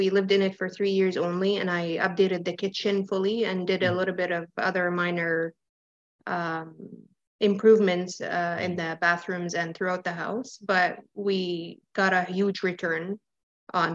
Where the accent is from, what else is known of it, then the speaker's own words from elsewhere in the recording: Ottawa, Ontario, Canada; And it started here. I studied high school in Ottawa. I'm from Ottawa. Studied high school here and then went to college for interior design.